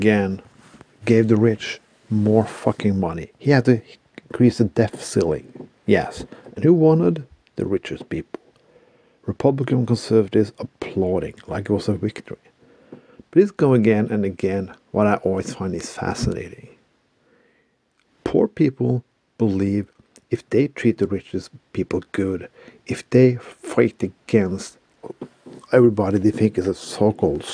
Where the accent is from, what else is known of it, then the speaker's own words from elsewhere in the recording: Bergen, Vestland, Norway; my hometown of Bergen